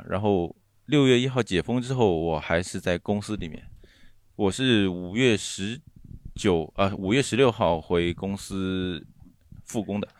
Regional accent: Shanghai, China; 呃，我我我再插一句，就是我我是来自上海市出名的大宝山区大长城，

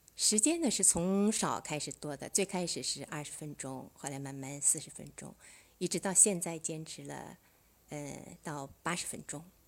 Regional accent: Suzhou, Jiangsu, China; 我是苏州的

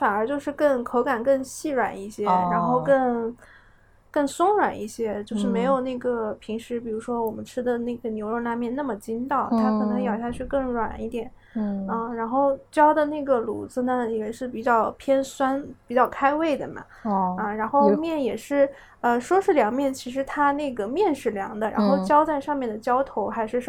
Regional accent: Northwest China, China; moved away; also born or lived in Jiangsu and Zhejiang; 作为一个北方人，尤其是西北人，那么这么爱吃面的这这个地域的人的话

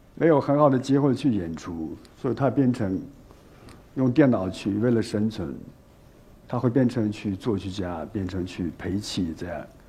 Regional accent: Xinjiang, China; now in Beijing, China; 我们虽然离开新疆也有十多年，都生活在北京

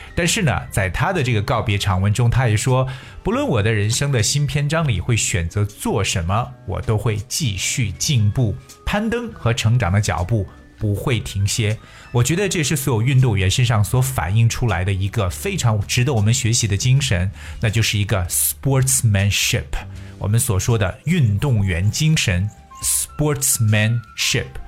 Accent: China; 作为中国人来说，首先想到的一定是我们的李娜。

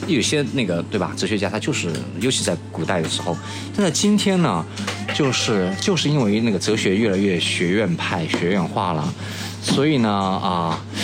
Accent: Chun'an, Zhejiang, China; moved away; 我的家乡是浙江的千岛湖，那是一个汾井，很漂亮的地方

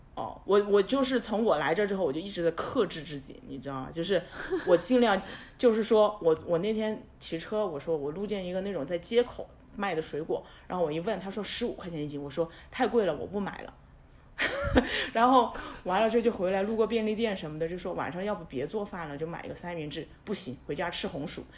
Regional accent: Sichuan, China; also born or lived in Seoul / Beijing / Shanghai; now in Chengdu, China; 我是一个四川人，所以我会觉得说我是有退路的

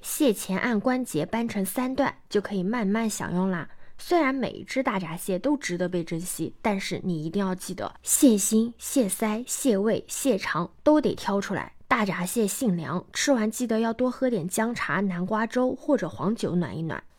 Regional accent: Yancheng, Jiangsu, China; 我的老家盐城

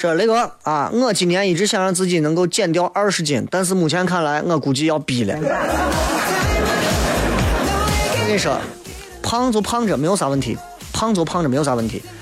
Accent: Guanzhong, Shaanxi, China; accent: Guanzhong dialect; 这是咱本地方言

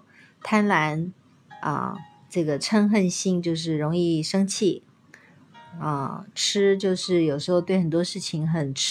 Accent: China; 我们中国人的肢体是比较僵硬的。

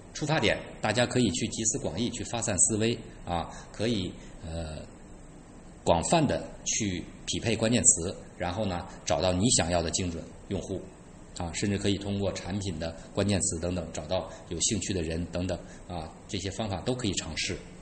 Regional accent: China; 我们中国人

